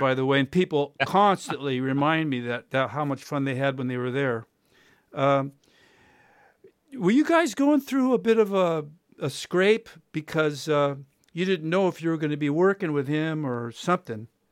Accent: United States; I'm American.

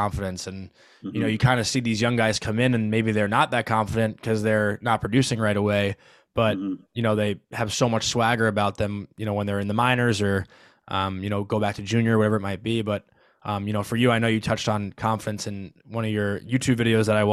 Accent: Syosset, New York, United States; I'm from Syosset, Long Island

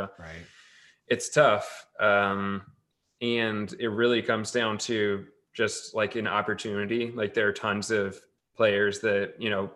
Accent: Tracy, California, United States; where I grew up in Tracy, in the Central Valley.

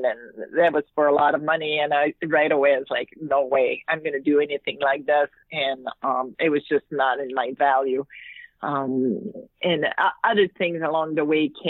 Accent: Quebec, Canada; English is a second language; I was from Quebec and I speak French

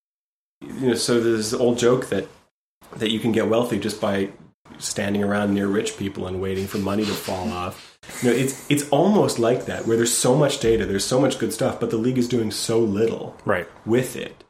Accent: Canada; I'm Canadian.

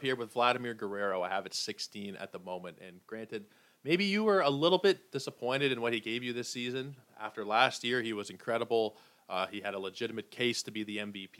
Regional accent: Toronto, Ontario, Canada; I was born in Toronto, raised in Toronto, Toronto sports fan

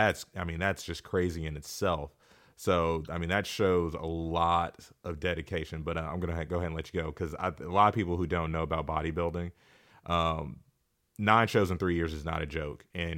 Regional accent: Wichita, Kansas, United States; And a lot of you know I'm from Wichita, Kansas. Wichita is not a fitness mecca.

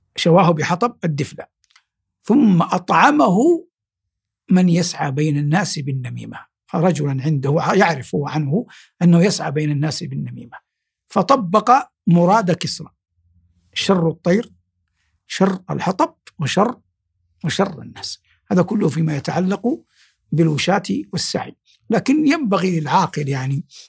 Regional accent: Saudi Arabia; في بلادنا المملكة العربية السعودية

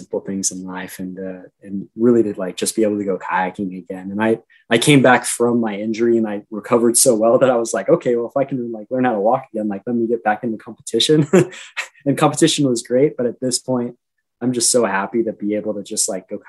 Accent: Reno, Nevada, United States; I'm from Reno

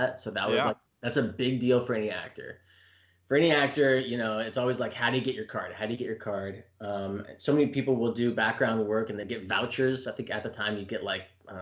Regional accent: Palm Springs, California, United States; I grew up in Palm Springs

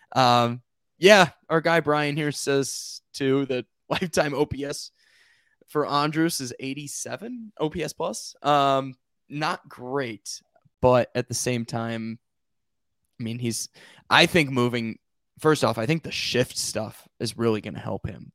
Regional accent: Rockford, Illinois, United States; my hometown of Rockford, Illinois

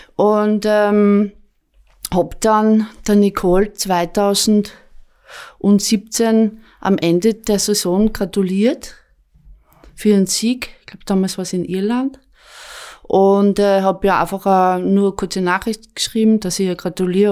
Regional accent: Apfelberg, Styria, Austria; auch der Jürgen kommt aus der Obersteiermark und ich auch. Ähm, ich bin dort aufgewachsen

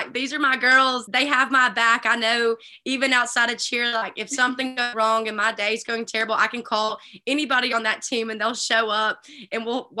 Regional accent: Alabama, United States; Growing up in Alabama, never really considered Ole Miss, I don't think.

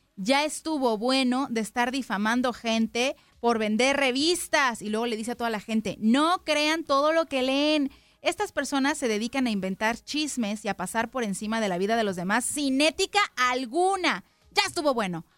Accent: Mexico; yo como mexicana

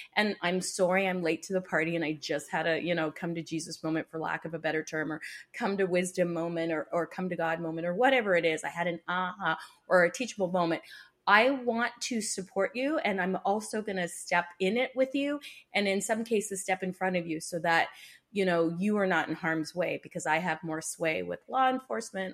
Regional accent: Canada; I'm a Canadian

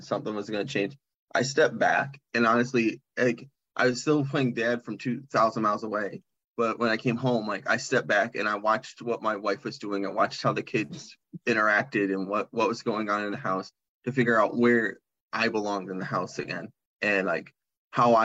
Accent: Michigan, United States; we're from Michigan and we're down in Arizona

